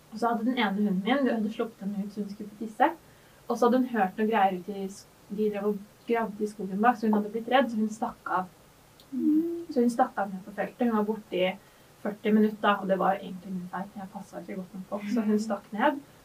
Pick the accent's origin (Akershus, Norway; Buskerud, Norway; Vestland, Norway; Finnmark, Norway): Akershus, Norway; Gjerdrum; jeg kommer fra Gjerdrum, en mm. veldig liten bygd